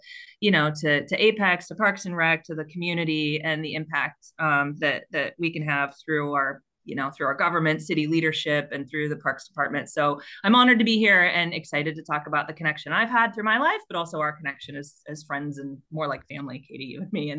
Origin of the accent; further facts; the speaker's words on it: Tucson, Arizona, United States; I'm from Tucson, Arizona. Well, that's where I grew up